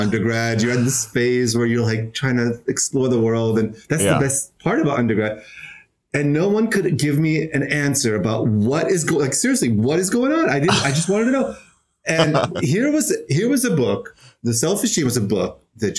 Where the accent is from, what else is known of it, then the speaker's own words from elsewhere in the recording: Israel; moved away as an adult; now in New York City, United States; I'm originally from Israel. I've been in New York City for almost 6 years